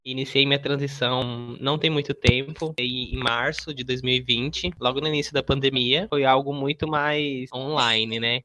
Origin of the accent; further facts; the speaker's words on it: Barra do Bugres, Mato Grosso, Brazil; moved away as an adult; now in Mato Grosso do Sul, Brazil; Eu nasci em Barra do Bugres, no Mato Grosso, cresci lá e vim pro MS já em 2016